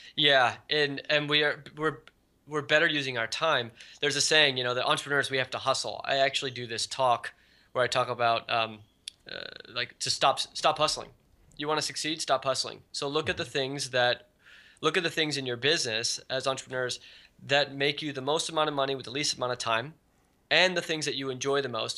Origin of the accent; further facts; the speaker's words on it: Silicon Valley, California, United States; also born or lived in Hawaii; I've been growing up in Silicon Valley. Well, I was originally born in Hawaii, and then, then I moved to Silicon Valley when I was about ten